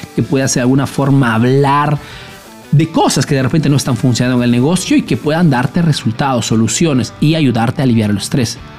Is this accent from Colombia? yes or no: no; Peru; now in Italy; soy un emprendedor peruano que vive hace años en Italia, en Europa principalmente